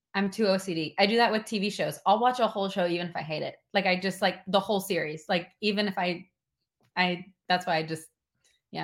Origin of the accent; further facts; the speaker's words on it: Tennessee, United States; I'm from Tennessee